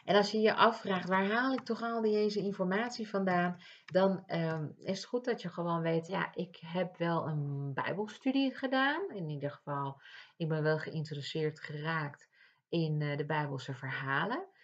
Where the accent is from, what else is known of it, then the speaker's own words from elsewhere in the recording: Ibiza, Balearic Islands, Spain; now in Netherlands; Want ik kom uit Ibiza en vervolgens eh, kom ik in Nederland wonen. En daar hadden we een kerk en hier hebben we ook weer een kerk.